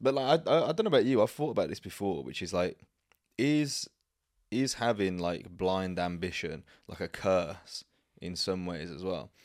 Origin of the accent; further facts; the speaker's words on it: Birmingham, West Midlands, United Kingdom; moved away; where I grew up back in Birmingham